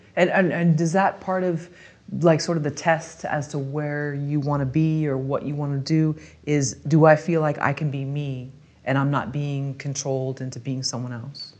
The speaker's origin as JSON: {"language": "English", "area": "Bay Area", "region": "California", "country": "United States", "tie": "born or raised there", "said": "growing up in the Bay Area"}